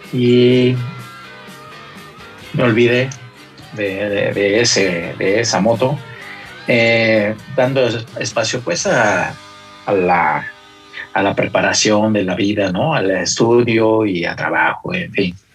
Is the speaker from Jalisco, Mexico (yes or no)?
no; Mexico City, Mexico; soy originario de la Ciudad de México, eh, del, barrio Bravo de Tacuaya. Y ahí iniciaron precisamente mis inicios, mi romance, mi largo romance con la moto.